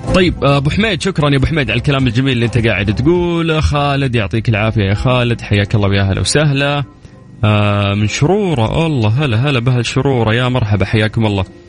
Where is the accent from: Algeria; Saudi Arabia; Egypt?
Saudi Arabia; كلنا كسعوديين